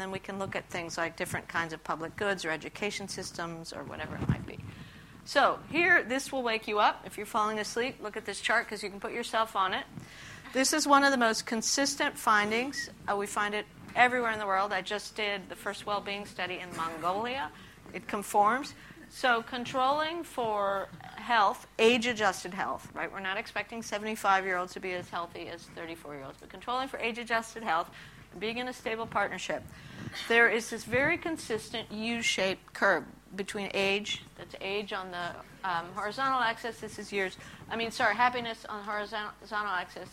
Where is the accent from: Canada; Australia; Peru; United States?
Peru; moved away; I grew up in Peru